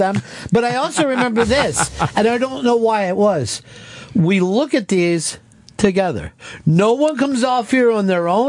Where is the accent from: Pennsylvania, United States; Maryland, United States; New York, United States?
Pennsylvania, United States; Philadelphia; moved away; I grew up in the Philadelphia area.